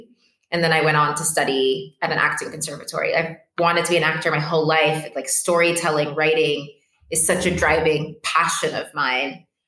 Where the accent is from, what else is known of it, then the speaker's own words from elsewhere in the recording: Addis Ababa, Ethiopia; also born or lived in Lisbon, Portugal; now in Cape Verde; And I was born in Lisbon, Portugal. I grew up in Addis Ababa, Ethiopia. My mom is Cape Verdean, which is where I am right now. And my dad is Mozambican.